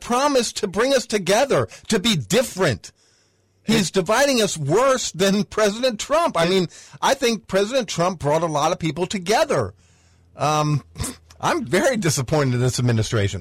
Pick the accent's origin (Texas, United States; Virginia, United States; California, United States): Virginia, United States; Northern; I lived in Northern Virginia my whole life